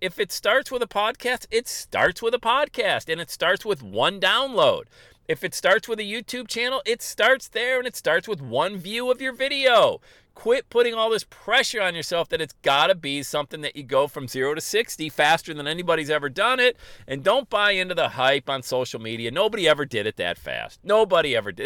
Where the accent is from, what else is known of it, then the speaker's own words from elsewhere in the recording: Bradford, Pennsylvania, United States; I was a huge Yankee fan growing up in Bradford, Pennsylvania.